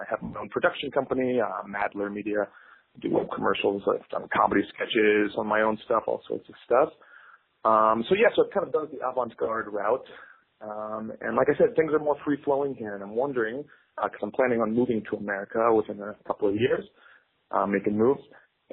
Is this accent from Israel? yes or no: yes; Israel; now in Tel Aviv, Israel; I'm calling from Tel Aviv